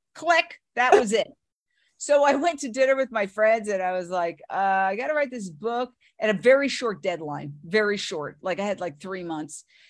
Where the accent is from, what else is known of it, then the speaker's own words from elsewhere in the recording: New York City, New York, United States; moved away as an adult; also born or lived in Fort Myers, Florida / Minneapolis / Philadelphia / Los Angeles; I grew up in Manhattan, went to NYU